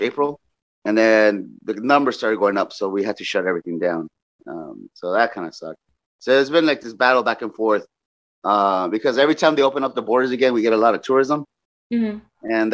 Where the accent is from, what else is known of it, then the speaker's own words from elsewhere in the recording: Los Angeles, California, United States; I'm from Los Angeles